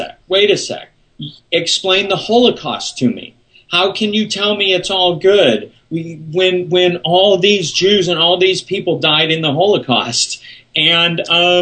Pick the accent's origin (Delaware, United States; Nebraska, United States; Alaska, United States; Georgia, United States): Nebraska, United States; Omaha; I was raised Jewish in Omaha, Nebraska